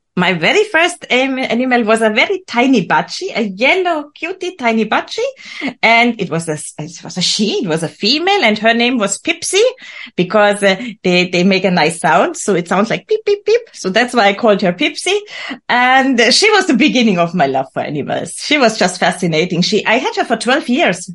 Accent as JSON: {"language": "English", "region": "Bavaria", "country": "Germany", "tie": "born or raised there", "said": "I was born and raised in Bavaria, in the beautiful countryside of Germany, Germans, uh, Germany's south"}